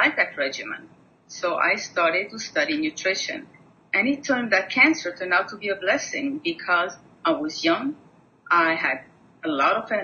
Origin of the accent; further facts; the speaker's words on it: Switzerland; moved away; I was born and raised in Switzerland